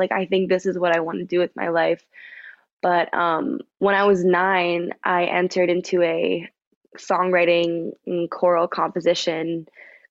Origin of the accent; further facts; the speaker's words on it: Vancouver, British Columbia, Canada; moved away as an adult; now in Toronto, Canada; born and raised in Vancouver